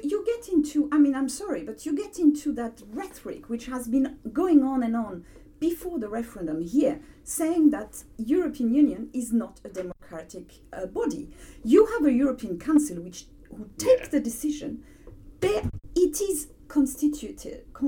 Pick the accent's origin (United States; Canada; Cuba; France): France; accent: French; English is a second language; moved away as an adult; now in United Kingdom; i've never felt as french as i feel since brexit